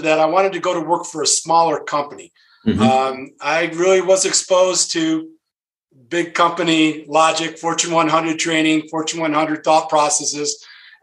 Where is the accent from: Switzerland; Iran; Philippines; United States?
United States; Rochester, New York; I grew up in the Rochester area, in the Rochester, New York area